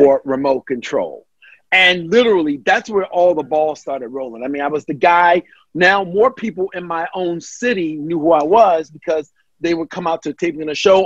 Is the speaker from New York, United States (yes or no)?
no; Baltimore, Maryland, United States; moved away; also born or lived in Orlando, Florida; I'm from Baltimore